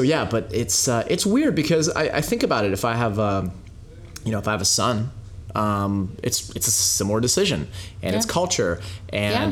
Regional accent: Canada; also born or lived in Soviet Union; I was born in the Soviet Union, and you know, to a Jewish family. And when we got to Canada, I was like two and a half years old

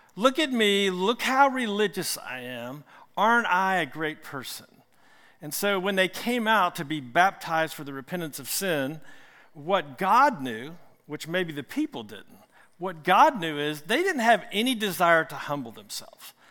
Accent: Richmond, Virginia, United States; I'm from Richmond

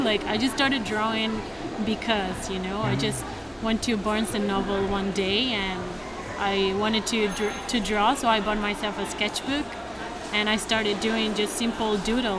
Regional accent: Granada, Andalusia, Spain; English is a second language; now in United States; I come from Spain.

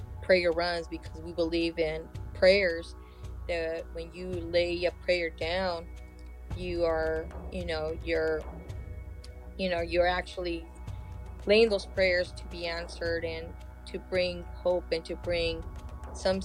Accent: Third Mesa, Hopi, Arizona, United States; now in California, United States; I come from the Sun Clan and Eagle Clan in Third Mesa Hood Villa

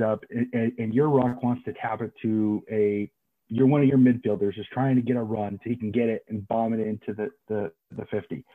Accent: Des Moines, Iowa, United States; I was born and raised here in Des Moines, Iowa. I'm prototypical American.

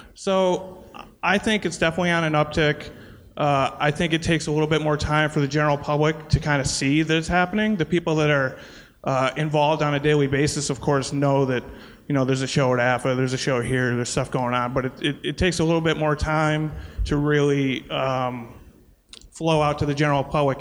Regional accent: Scranton, Pennsylvania, United States; I'm from Scranton, born and raised

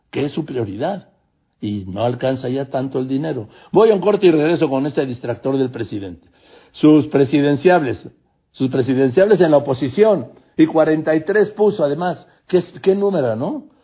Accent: Mexico; also born or lived in Madrid, Spain; yo nací en Madrid, soy mexicano, pero nací en Madrid

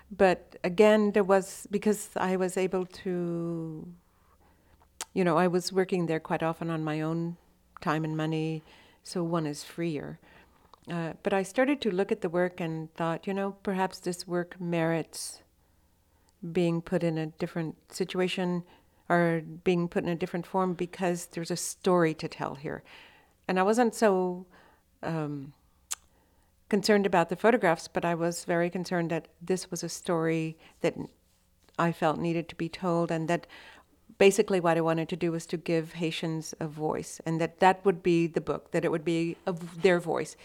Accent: Austin, Texas, United States; born or raised there; also born or lived in Electra, Texas

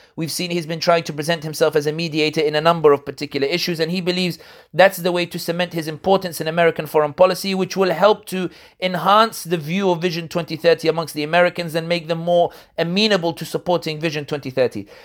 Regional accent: London, United Kingdom; people like me born and raised in London but originally from North Africa

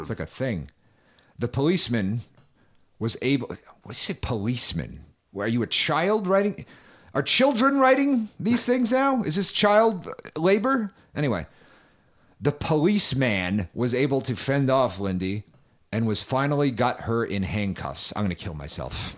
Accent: Northeast, United States; I'm from the Northeast

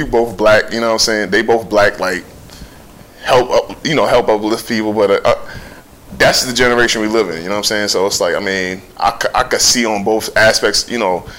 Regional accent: New York City, New York, United States; I'm from New York City

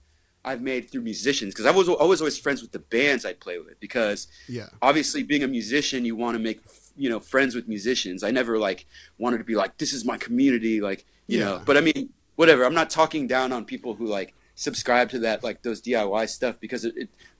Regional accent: Bay Area, California, United States; growing up in the Bay Area

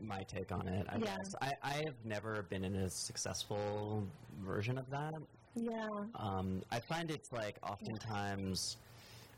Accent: Kansas, United States; now in Los Angeles, United States; where I grew up in Kansas

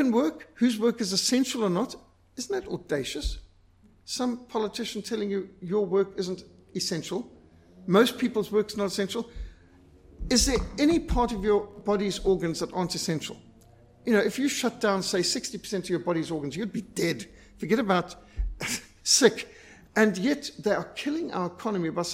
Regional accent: Zimbabwe; I was brought up in Rhodesia

